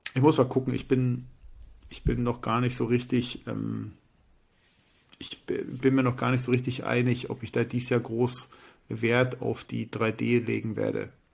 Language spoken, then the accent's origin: German; Hamburg, Germany; bei uns in Hamburg